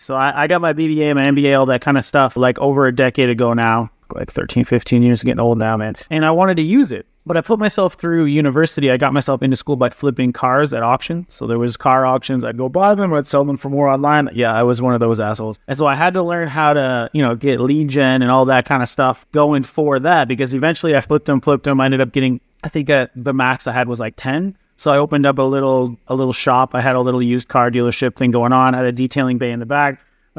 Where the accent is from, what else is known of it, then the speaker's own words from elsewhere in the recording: East Coast, Canada; now in Vancouver, Canada; So I moved out here to Vancouver. I was from the East Coast, much poorer though back there. Not a lot of businesses, not a lot of opportunity and shit.